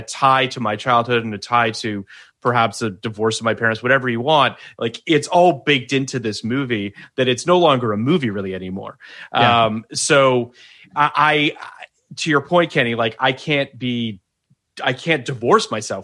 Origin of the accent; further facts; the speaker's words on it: Canada; I'm Canadian